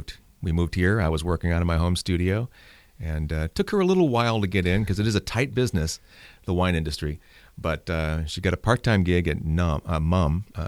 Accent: St. Louis, Missouri, United States; St. Louis. St. Louis County.

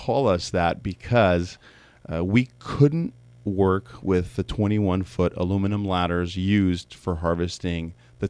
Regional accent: California, United States; born there; I was actually born here in the States. I was born in the Coachella Valley down in Southern California.

